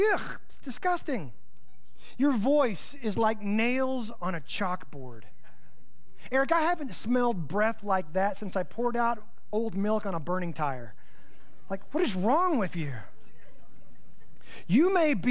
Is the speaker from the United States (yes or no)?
yes; United States; I'm from the Panhandle